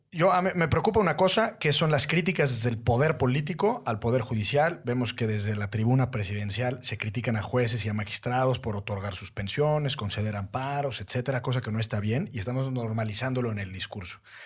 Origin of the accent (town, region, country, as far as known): Mexico